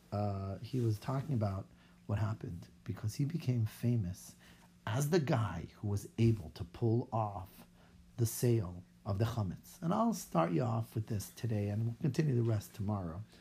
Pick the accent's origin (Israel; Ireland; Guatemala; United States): Israel; accent: Israeli; English is a second language; I'm saying it with my Israeli accent